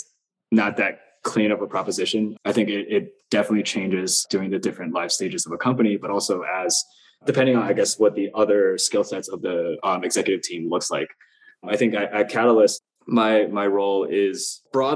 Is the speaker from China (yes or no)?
yes; China; moved away; also born or lived in Queens, New York, United States; my uncle was an architect when I was growing up in China